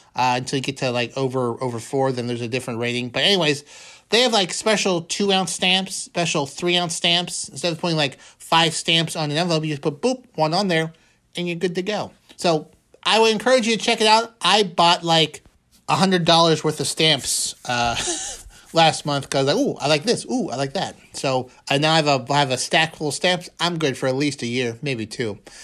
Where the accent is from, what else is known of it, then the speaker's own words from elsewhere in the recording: Pennsylvania, United States; We're both from Pennsylvania